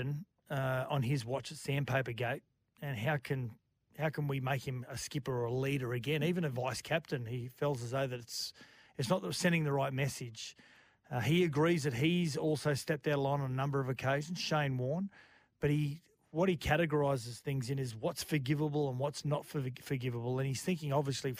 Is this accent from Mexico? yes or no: no; Australia; we're Australians